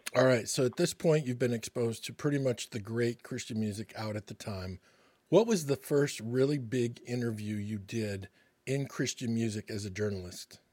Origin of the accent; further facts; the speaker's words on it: Michigan, United States; growing up in Michigan